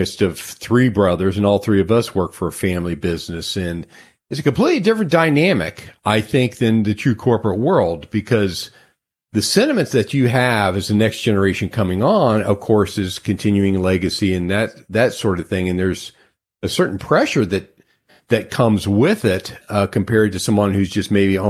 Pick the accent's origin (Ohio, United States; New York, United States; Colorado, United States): Ohio, United States; Cincinnati; growing up in the Cincinnati area